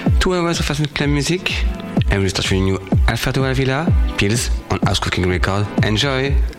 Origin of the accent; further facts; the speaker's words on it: Paris, Île-de-France, France; I'm from Paris.